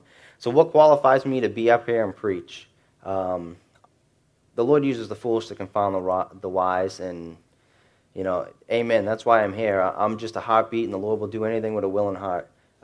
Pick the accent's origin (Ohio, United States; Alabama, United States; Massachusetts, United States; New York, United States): Massachusetts, United States; Revere; And so I'm automatically cool because I'm Italian. I grew up in Revere, so I'm automatically tough.